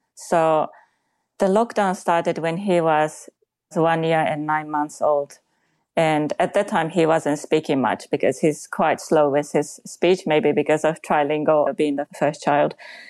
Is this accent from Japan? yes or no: yes; Japan; first language Japanese; English is a second language; moved away as an adult; now in United Kingdom; I am originally from Japan. I came to the UK, I think, in around 2010. So I've been here for 11 years, and I speak Japanese, English as a second language, and I speak German with my husband or with in-laws.